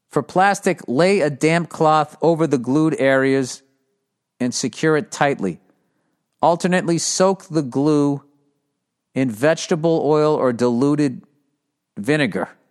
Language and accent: English; United States; as an American